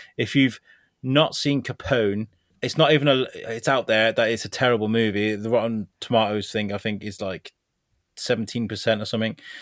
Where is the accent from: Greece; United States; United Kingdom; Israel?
United Kingdom; Shrewsbury, West Midlands; in Shrewsbury, my, in the U K, my hometown